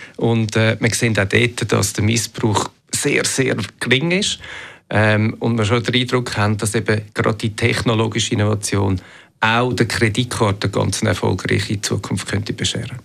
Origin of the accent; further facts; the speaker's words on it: Switzerland; bei uns in der Schweiz